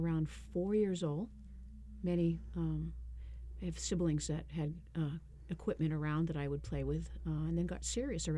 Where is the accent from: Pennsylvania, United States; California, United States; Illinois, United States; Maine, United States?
Maine, United States; Lewiston; now in Brunswick, United States; originally, I am a Mainer, Lewiston, Auburn.